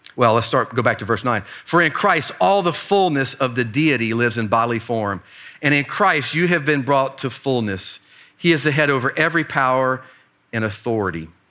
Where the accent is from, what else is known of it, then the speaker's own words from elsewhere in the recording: Fort Myers, Florida, United States; moved away; my hometown, Fort Myers, Florida